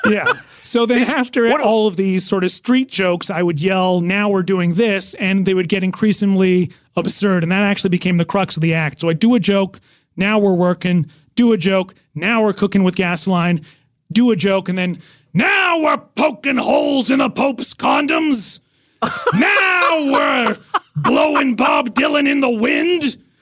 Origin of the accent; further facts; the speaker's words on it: Nelson, British Columbia, Canada; now in United States; I'm in my hometown of Nelson, British Columbia